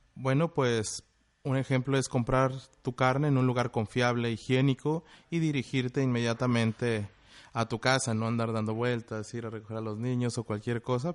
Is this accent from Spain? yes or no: no; Monterrey, Nuevo León, Mexico; moved away as an adult; now in Tijuana, Mexico; Vengo de Monterrey, Nuevo León, y allá me estuve preparando en el Instituto Regiomontano de Hotelería